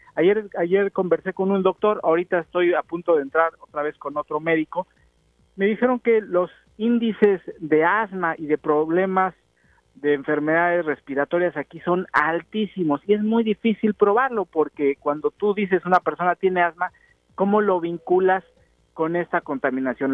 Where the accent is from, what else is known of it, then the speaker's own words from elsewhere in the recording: Mexico; accent: strong Mexican; en inglés y con mi acento muy fuerte de mexicano